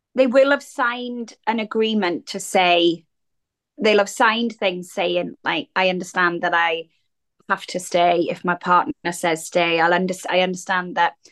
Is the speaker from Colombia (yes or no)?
no; Wales, United Kingdom; accent: regional accent; moved away as an adult; growing up in Wales as a teenager